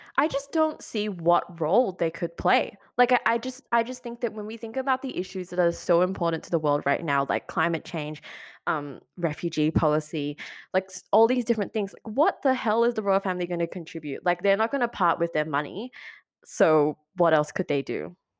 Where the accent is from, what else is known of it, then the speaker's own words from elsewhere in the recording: Malaysia; I come from Malaysia too